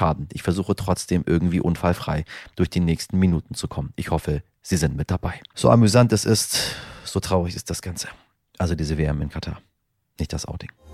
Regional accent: Northern Germany, Germany; als Norddeutscher

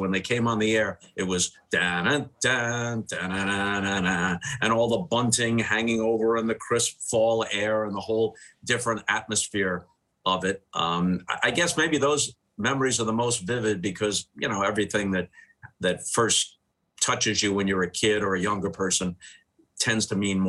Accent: the New York area, United States; when I was in grade school in the 1960s, and the Yankees, since I grew up in the New York area

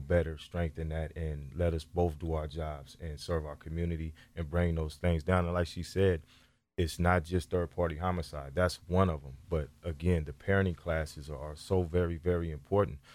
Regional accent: Sacramento, California, United States; I grew up right here in North Sacramento

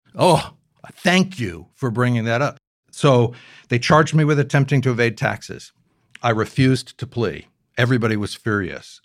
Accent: Newport, Rhode Island, United States; I grew up here in Newport

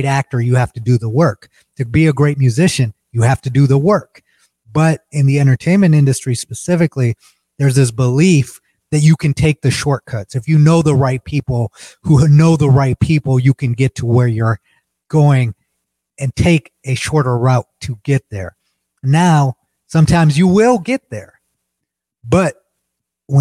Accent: United States; as an American living in America

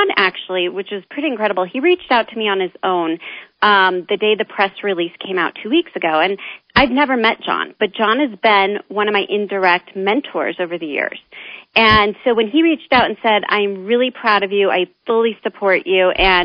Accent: Omaha, Nebraska, United States; moved away; I have such a strong base in Omaha

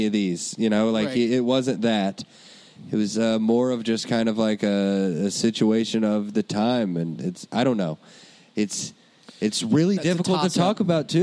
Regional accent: Lexington, Kentucky, United States; Lexington, Kentucky, my hometown

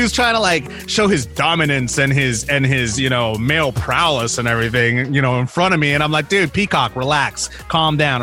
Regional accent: Los Angeles, California, United States; also born or lived in Bakersfield, California; I was originally from Los Angeles.

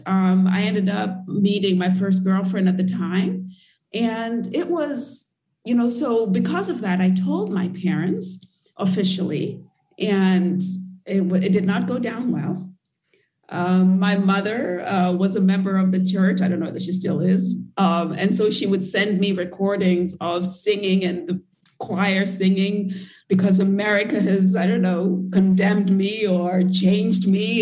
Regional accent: Nairobi, Kenya; moved away as an adult; I grew up in Kenya and in Nairobi

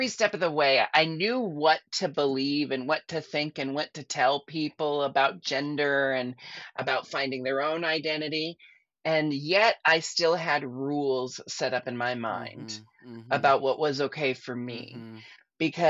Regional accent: Portland, Oregon, United States; I grew up in Portland

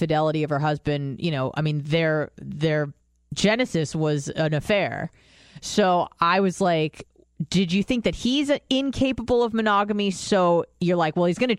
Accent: Israel; moved away; I was born in Israel

